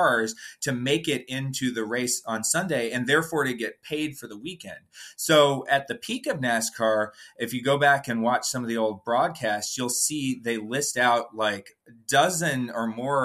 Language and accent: English; Atlanta, Georgia, United States; I'm from Atlanta and grew up watching the races and following the sport as a child